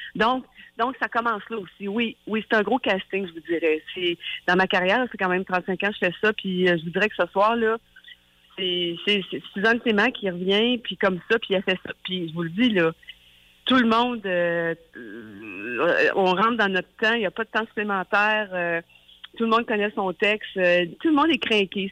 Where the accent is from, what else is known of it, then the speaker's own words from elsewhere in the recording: Saint-André, Quebec, Canada; je viens de Saint-André, du Lac-Saint-Jean